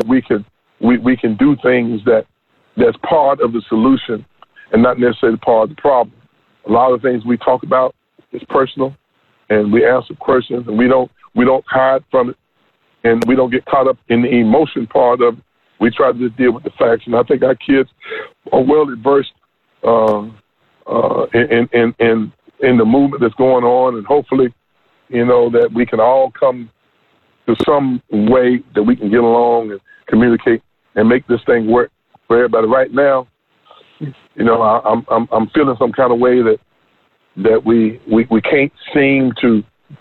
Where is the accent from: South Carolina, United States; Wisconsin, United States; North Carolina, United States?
North Carolina, United States; moved away as an adult; also born or lived in Oklahoma; I grew up in North Carolina for 18 years